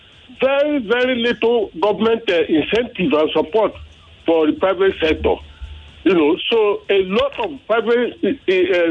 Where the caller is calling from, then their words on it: Lagos, Nigeria; also born or lived in United States; I'm calling from Mende, Maryland.